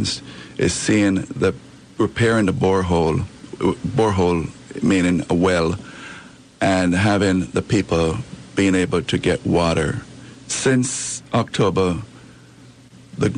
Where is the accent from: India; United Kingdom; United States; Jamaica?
Jamaica; moved away; I'm from Jamaica. I came here in 1972